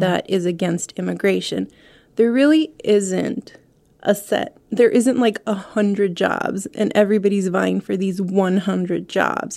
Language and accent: English; El Paso, Texas, United States; moved away as an adult; now in Ohio, United States; Since I was born in El Paso, I grew up in El Paso.